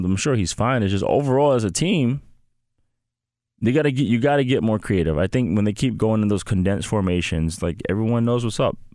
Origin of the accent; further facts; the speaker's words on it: Chicago, Illinois, United States; now in Southern California, United States; I grew up in Chicago.